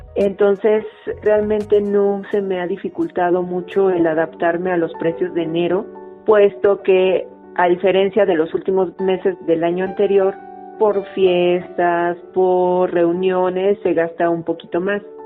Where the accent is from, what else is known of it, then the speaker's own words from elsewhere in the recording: Mexico City, Mexico; soy de la Ciudad de México.